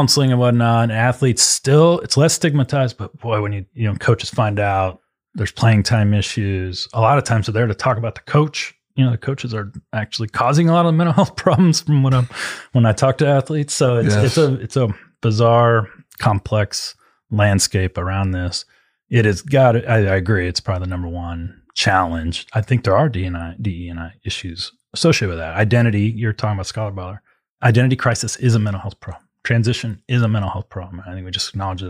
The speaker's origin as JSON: {"language": "English", "town": "Las Vegas", "region": "Nevada", "country": "United States", "tie": "born or raised there", "said": "I grew up out in Las Vegas, West Coast guy as well"}